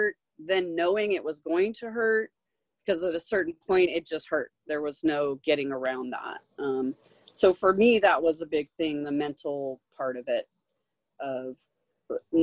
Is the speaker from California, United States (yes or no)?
yes; Manhattan Beach, California, United States; I grew up here in LA. I grew up in Manhattan Beach and Hermosa Beach